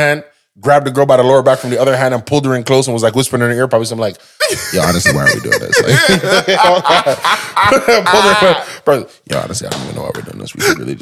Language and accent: English; Brampton, Ontario, Canada; I'm from Brampton.